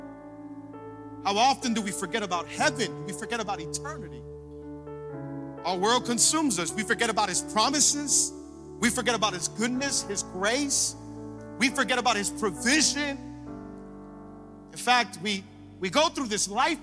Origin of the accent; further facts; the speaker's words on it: Hialeah, Florida, United States; I grew up in Hialeah, and I say it all the time because I'm loud and proud about Hialeah.